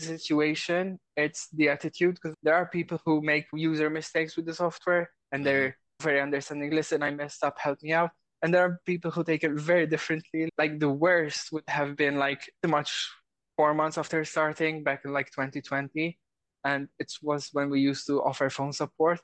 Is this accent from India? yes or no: no; Malta; I'm from Malta